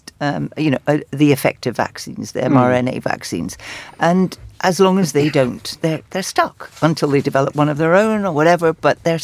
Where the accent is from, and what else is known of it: Scotland, United Kingdom